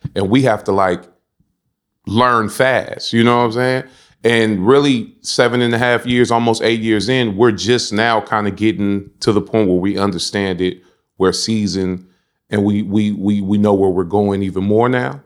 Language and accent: English; San Francisco, California, United States; growing up in the Banacas, it was, it was a How can I say? It, it wasn't public, it was public housing